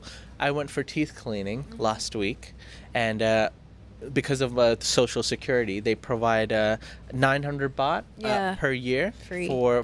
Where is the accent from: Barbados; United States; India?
India; now in Thailand; as an Indian citizen